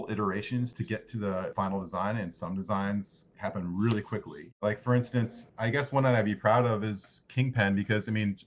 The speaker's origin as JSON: {"language": "English", "country": "United States", "tie": "born or raised there", "said": "I grew up right outside of Washington, D.C."}